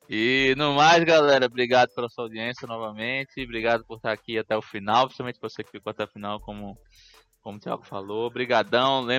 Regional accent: Recife, Pernambuco, Brazil; moved away; Porque eu me mudei de Recife, eu saí de casa, então, porra.

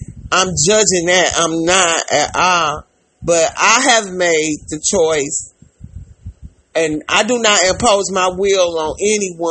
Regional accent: St. Louis, Missouri, United States; we're from St. Louis

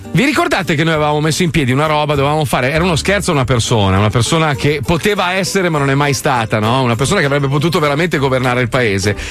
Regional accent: Italy; moved away; io comunque rimango italiano, cioè io sono italiano, amo il mio paese

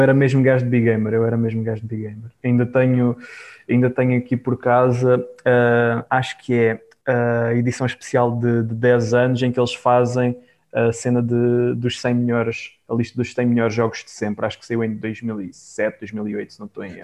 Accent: Algarve, Portugal; eu sou do Algarve

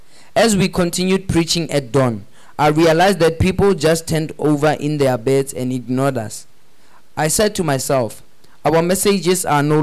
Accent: Accra, Greater Accra, Ghana; I had a group of friends I grew up with in Accra. A sort of elitistic company made up of the children of foreigners and other...

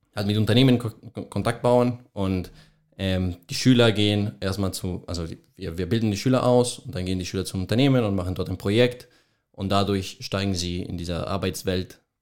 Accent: Colombia; German is a second language; moved away as an adult; now in Munich, Germany; Ich komme, ich komme aus Kolumbien, ähm, genau bin, also mein ganzes Leben habe ich auch in Kolumbien verbracht und habe auch dort mein Abitur geschrieben

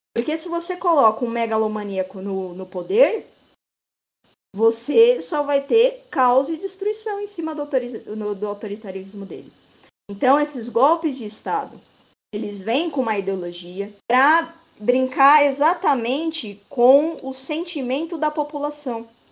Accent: Brazil; nós brasileiros

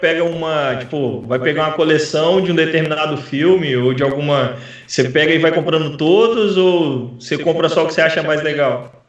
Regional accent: Vila Velha, Espírito Santo, Brazil; moved away as an adult; now in Porto, Portugal; de Vila Velha e Vitória, que é de onde eu vim no Espírito Sério, Santo

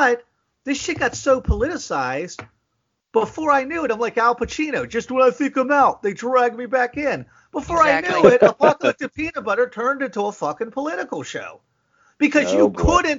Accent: McKeesport, Pennsylvania, United States; now in Tennessee, United States; I grew up in McKeesport

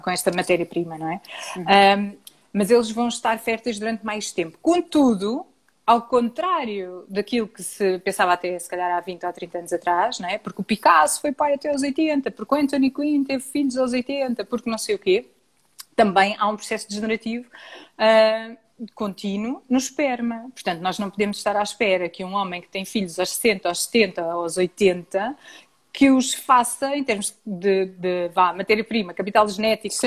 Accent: Portugal; nós, enquanto portugueses

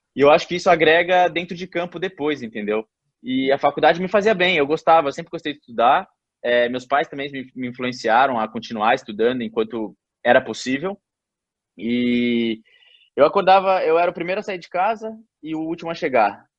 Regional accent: Brazil; moved away as an adult; now in England

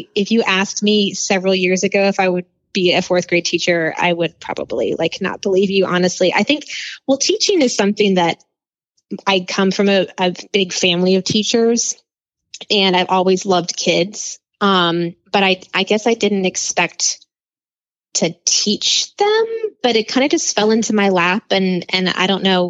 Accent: New Orleans, Louisiana, United States; I am. I'm from New Orleans.

